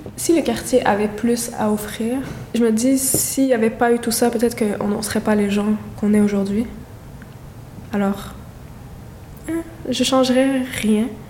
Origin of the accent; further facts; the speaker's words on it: Montreal, Quebec, Canada; De Côte-des-Neiges, de Montréal